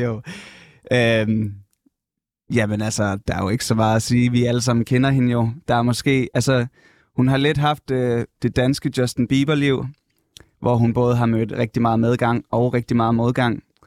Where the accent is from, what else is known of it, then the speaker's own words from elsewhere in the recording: North Jutland, North Denmark Region, Denmark; moved away; jeg kommer op fra Nordjylland egentlig